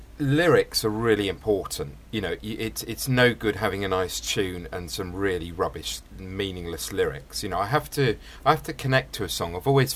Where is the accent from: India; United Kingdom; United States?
United Kingdom; Fleet, South East England; I grew up in Fleet in Hampshire, and which was, you know, kind of 300 miles, I suppose, from the nearest pit.